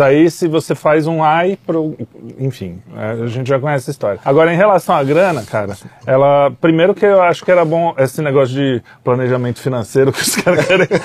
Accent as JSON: {"language": "Portuguese", "region": "São Paulo", "country": "Brazil", "said": "sou paulista"}